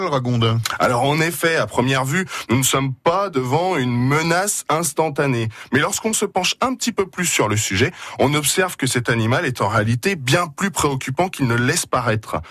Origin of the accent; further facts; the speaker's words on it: Moselle, Grand Est, France; chez nous en Moselle